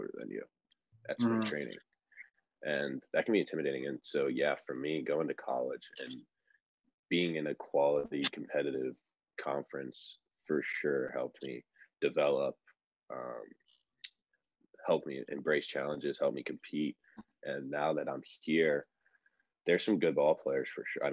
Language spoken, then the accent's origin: English; Northeast, United States; moved away as an adult; I grew up with in the Northeast